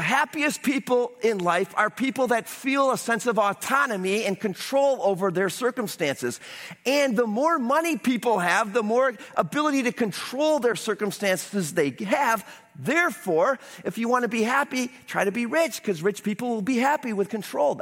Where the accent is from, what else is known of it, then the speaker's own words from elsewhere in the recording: United States; as an American